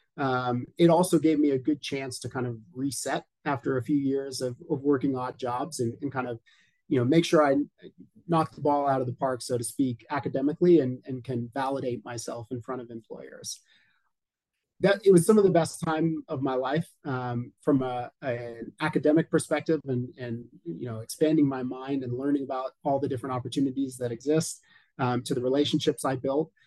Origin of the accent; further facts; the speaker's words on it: Colorado, United States; I am in my home state of Colorado, right smack in the middle of the U.S. in Denver